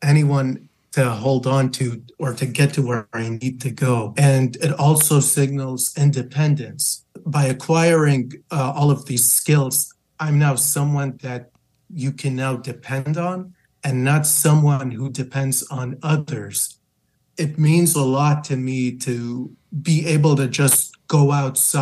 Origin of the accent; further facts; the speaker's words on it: Lebanon; moved away as an adult; now in Michigan, United States; I moved to Michigan from my home country of Lebanon with my family back in October 2021. And at that time, I had just received my bachelor's.